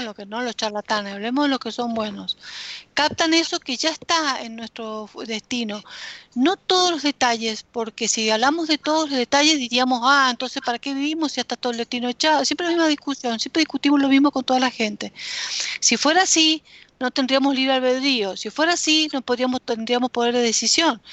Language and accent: Spanish; Argentina